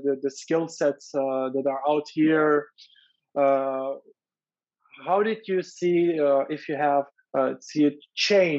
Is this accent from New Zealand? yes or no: no; Germany; moved away; I grew up in Germany